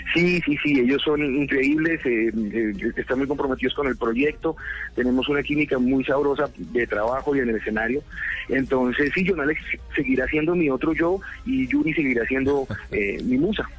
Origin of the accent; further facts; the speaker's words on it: Colombia; cuando niño y cuando adolescente de lo que veía que pasaba en mi país